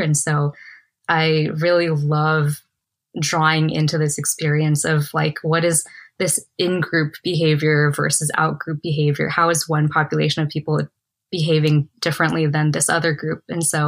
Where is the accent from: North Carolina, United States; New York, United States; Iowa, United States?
New York, United States; New York City; moved away; also born or lived in Guangdong, China / South Seattle, Washington / New Hampshire / Silicon Valley; growing up in Queens, being in South Seattle